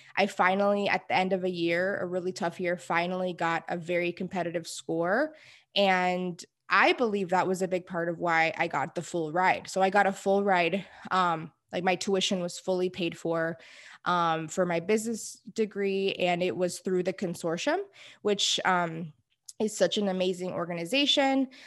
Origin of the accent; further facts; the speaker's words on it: Houston, Texas, United States; I am from Houston, Texas, born and raised